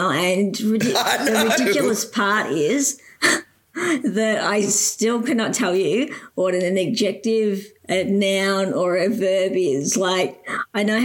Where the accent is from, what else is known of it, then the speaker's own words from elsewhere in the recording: Geelong, Victoria, Australia; I grew up in Geelong. So I've been in Geelong, born and bred